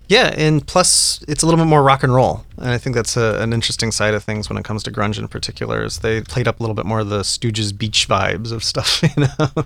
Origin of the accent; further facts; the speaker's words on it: Colorado, United States; I grew up in Colorado